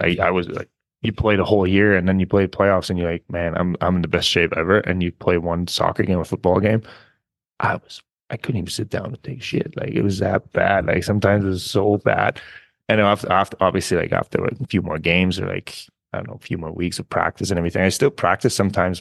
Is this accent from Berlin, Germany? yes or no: no; small village near Munich, Bavaria, Germany; English is a second language; moved away as an adult; also born or lived in North America; I was born in Munich, obviously, but, uh, I'm from a very, very small village, like, where there's, like, fifteen hundred people, maybe. And just growing up there